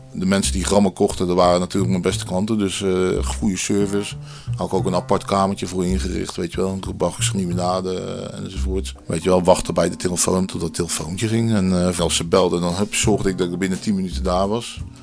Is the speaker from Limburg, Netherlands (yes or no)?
no; Dordrecht, South Holland, Netherlands; geboren in Dordrecht